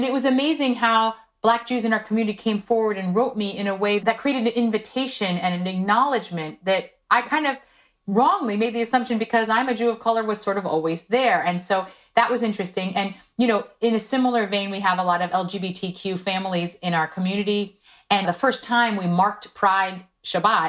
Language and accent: English; South Korea; born or raised there; first language Korean; English is a second language; now in United States